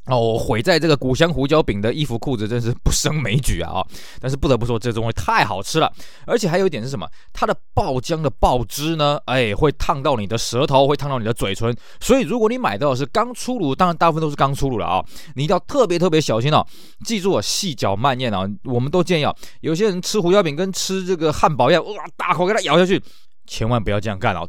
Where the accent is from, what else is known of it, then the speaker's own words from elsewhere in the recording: Tainan, Taiwan; 那时候我们台南人的消遣